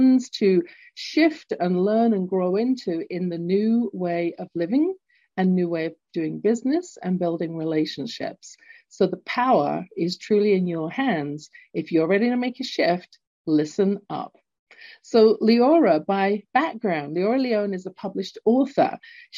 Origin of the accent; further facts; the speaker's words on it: London, United Kingdom; accent: English; now in Calgary, Canada; I was born in London, England, hence my accent, although currently living in Canada at the base of the Rocky Mountains in beautiful entrepreneurial Calgary